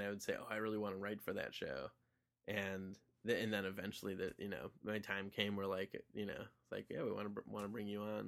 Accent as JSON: {"language": "English", "town": "Wilmette", "region": "Illinois", "country": "United States", "tie": "born or raised there", "also_born_or_lived": "New York City", "moved": "yes", "said": "back in my hometown, Wilmette, Il, Illinois"}